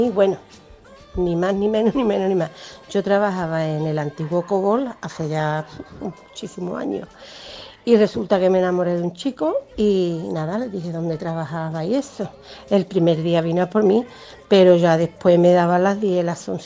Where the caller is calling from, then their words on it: Alcalá de Guadaíra, Andalusia, Spain; de Alcalá de Guadaira.